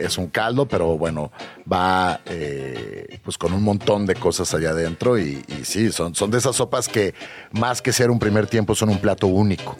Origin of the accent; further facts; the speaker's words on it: Mexico City, Mexico; como chilangos y como mexicanos